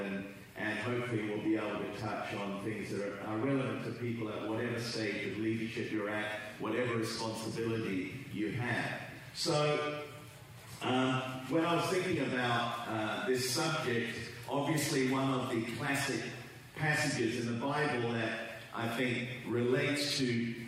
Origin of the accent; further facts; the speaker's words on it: England, United Kingdom; also born or lived in Australia; now in Southern California, United States; you can tell by my accent that I'm not a Californian. And grew up in England, lived for 30 plus years in Australia